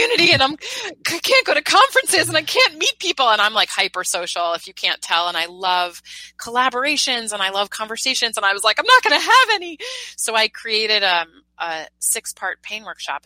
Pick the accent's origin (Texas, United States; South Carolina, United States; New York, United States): New York, United States; now in San Francisco, United States; I'm a New Yorker